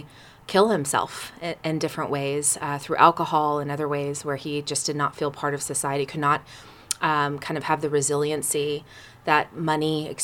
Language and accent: English; Sacramento, California, United States; also born or lived in Oakland / New York City; I grew up in California. I was born in Oakland.